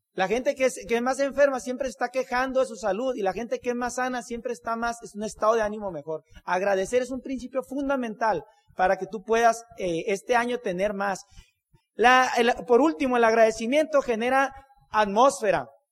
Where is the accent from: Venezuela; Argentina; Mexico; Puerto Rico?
Mexico; Hermosillo, Sonora; Somos de Hermosillo, Sonora.